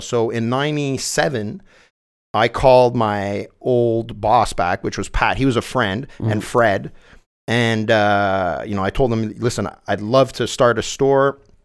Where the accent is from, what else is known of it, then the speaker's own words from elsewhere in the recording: Saint-Bruno-de-Montarville, Quebec, Canada; St. Bruno, which is my hometown on the South Shore of Montreal